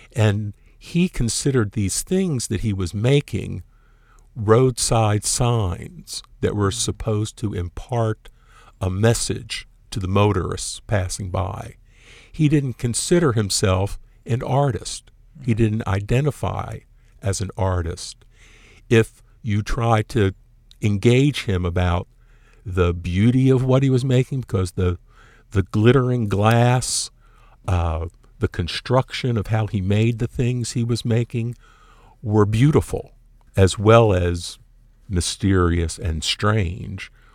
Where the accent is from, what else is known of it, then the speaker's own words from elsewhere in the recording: Baltimore, Maryland, United States; moved away as an adult; now in Houston, United States; in Baltimore, my hometown.